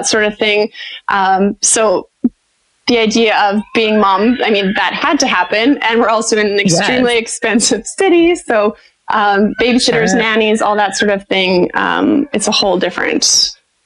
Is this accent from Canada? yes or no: yes; Canada; moved away as an adult; also born or lived in Saskatoon, Canada; now in United States; I'm a Canadian, I have a Canadian business, like, I still own the rights to my business in Saskatoon